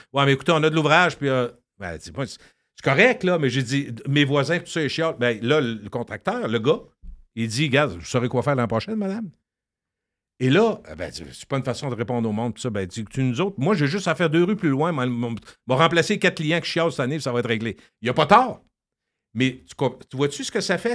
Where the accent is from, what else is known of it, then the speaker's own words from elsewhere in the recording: Quebec City, Quebec, Canada; Je viens de Loretteville, fier la, rue Racine